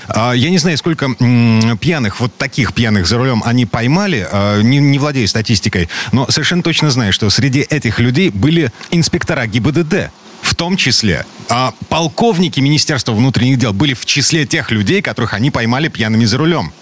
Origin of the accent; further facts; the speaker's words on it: Kirov, Kirov Oblast, Russia; moved away; у меня на родине, в Кировской области, в городе Кирове